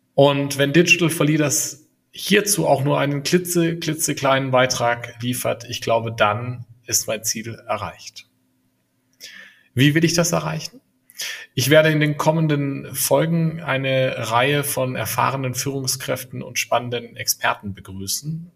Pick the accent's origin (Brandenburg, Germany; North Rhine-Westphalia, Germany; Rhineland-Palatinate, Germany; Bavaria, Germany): Bavaria, Germany; Franconia; also born or lived in Berlin; now in near Munich, Germany; Ich bin gebürtiger Franke und lebe inzwischen mit meinen drei Kindern in der Nähe von München.